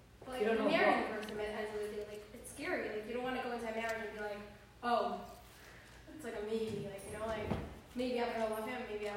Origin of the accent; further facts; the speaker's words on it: Israel; now in United States; when I was born in Israel